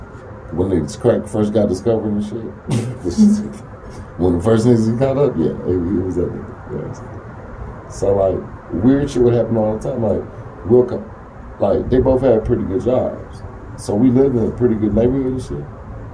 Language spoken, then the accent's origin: English; Oklahoma City, Oklahoma, United States; also born or lived in Tulsa / Moore / Edmond / Wichita Falls; Because I'm a Tulsa nigga, but I grew up in Oklahoma City. In Moore, fucking, in Edmond. Wichita Falls, Texas.